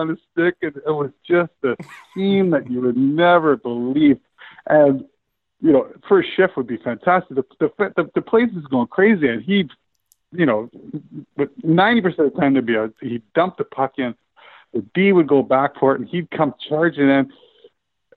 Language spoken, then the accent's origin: English; Medicine Hat, Alberta, Canada; moved away; also born or lived in Troy, New York (RPI); my best buddy that we grew up together playing in Medicine Hat